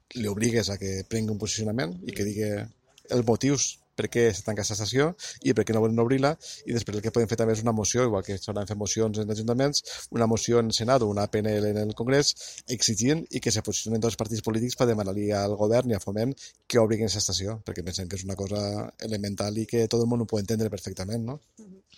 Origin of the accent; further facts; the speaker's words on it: Castellón, Valencian Community, Spain; la gent que som de Castelló